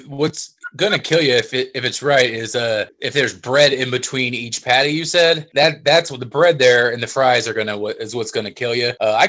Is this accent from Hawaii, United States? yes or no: no; Independence, Missouri, United States; I'm from the Independence, the eastern side of this town, so I don't get downtown very often